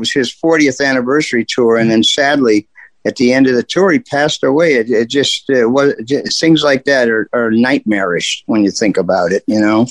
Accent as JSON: {"language": "English", "town": "Canton", "region": "Ohio", "country": "United States", "said": "I'm from here. I'm from Canton."}